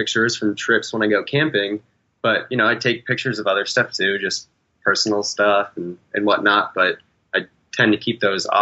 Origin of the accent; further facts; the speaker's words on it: New Hampshire, United States; now in Texas, United States; I grew up in New Hampshire